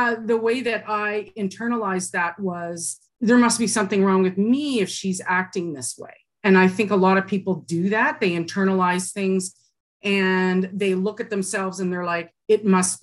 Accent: Burlington, Ontario, Canada; I grew up in Burlington, Ontario, and I'm adopted

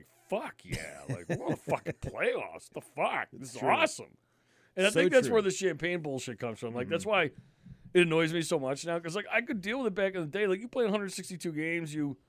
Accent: New York, United States; See, I was lucky growing up in New York. I got Yankees and Mets games.

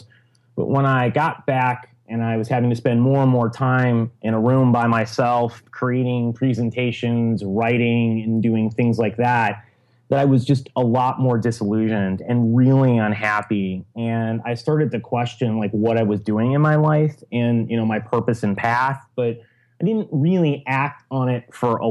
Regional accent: Chicago, Illinois, United States; moved away as an adult; also born or lived in Syracuse / Silicon Valley; I'm originally from Chicago.

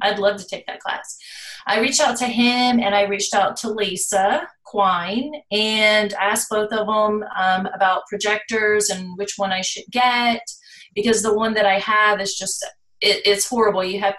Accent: Virginia, United States; also born or lived in North Carolina; now in Orlando, United States; I am actually in the Orlando area. And I'm not originally from here. I'm originally from North Carolina. I was born in North Carolina, raised in Virginia, right across the state line.

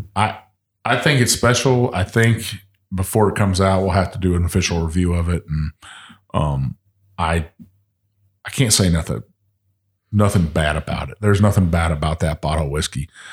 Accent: Texas, United States; moved away; when I was growing up in Texas

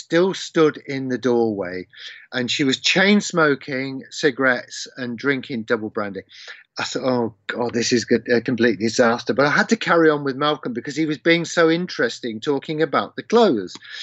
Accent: Leicester, East Midlands, United Kingdom; my hometown of Leicester

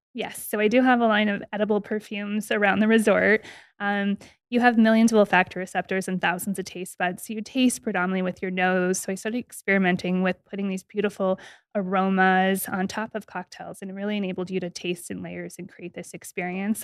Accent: Las Vegas, Nevada, United States; I'm born and raised in Las Vegas

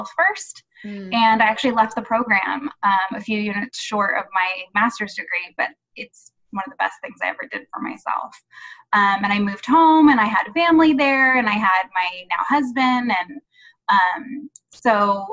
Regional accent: Santa Barbara, California, United States; I grew up in Southern California, in Santa Barbara, so at the beach all the time

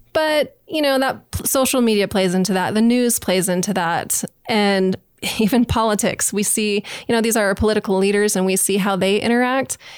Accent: Utah, United States; also born or lived in New Orleans, Louisiana / Nashville, Tennessee; now in Idaho Falls, United States; I grew up in Utah

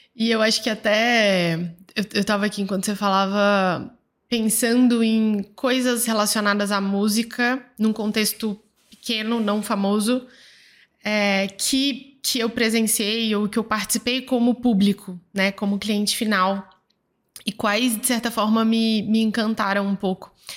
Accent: Goiânia, Goiás, Brazil; aqui em Goiânia, eu sou de Goiânia

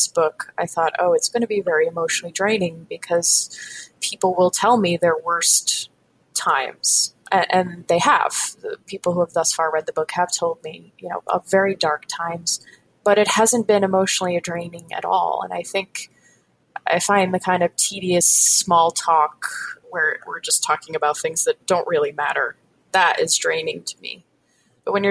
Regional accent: Northeast, United States; I grew up in the Northeast.

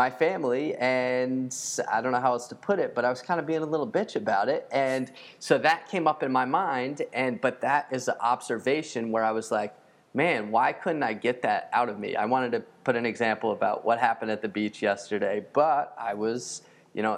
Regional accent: United States; I'm American

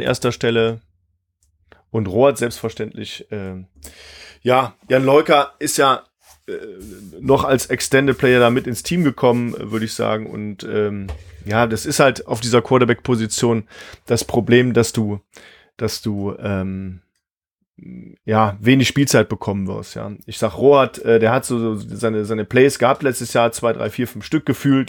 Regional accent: Missouri, United States; moved away; Missouri, mein, meine Heimat

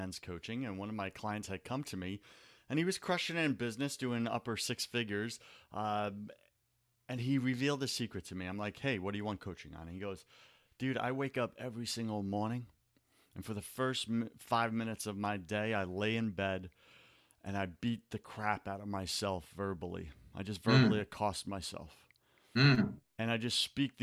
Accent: New York, United States; now in Florida, United States; I thought that was just me being a New Yorker.

